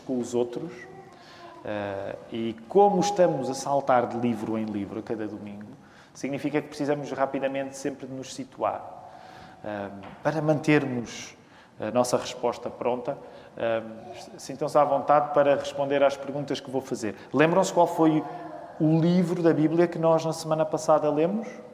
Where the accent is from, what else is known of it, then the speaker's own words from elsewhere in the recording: Portugal; nós que somos portugueses